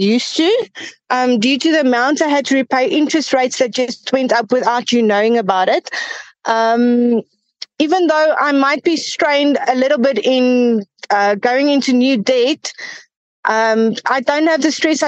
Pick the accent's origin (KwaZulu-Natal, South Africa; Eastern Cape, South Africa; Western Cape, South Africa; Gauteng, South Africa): Gauteng, South Africa; Johannesburg; I'm from Johannesburg. I've been here. I've been born in Johannesburg, and I haven't left the city yet.